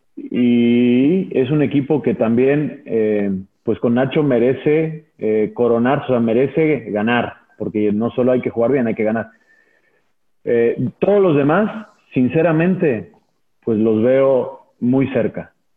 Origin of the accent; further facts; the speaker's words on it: Argentina; now in Mexico; yo mi infancia la pasé en Argentina, yo, yo viví allá nueve años